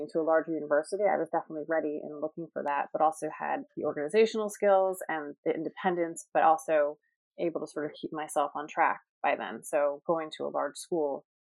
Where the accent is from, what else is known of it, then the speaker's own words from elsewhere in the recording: Rye, New York, United States; also born or lived in Boston; now in Greenwich, United States; I was born in New York City. I grew up in Rye, New York, a suburb just outside of New York and went to school at Rye Country Day, um, obviously in Rye, New York, um, where my mom also taught kindergarten.